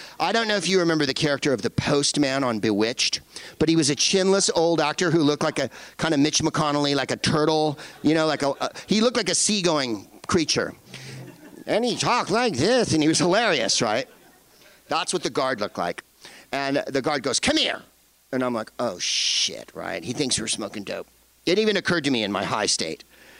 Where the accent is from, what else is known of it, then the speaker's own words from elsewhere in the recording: San Francisco, California, United States; And you're like, I'm from San Francisco.